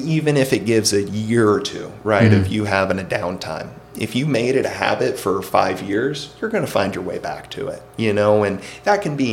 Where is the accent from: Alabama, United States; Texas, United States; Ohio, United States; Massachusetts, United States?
Alabama, United States; moved away as an adult; now in Arizona, United States; growing up in Alabama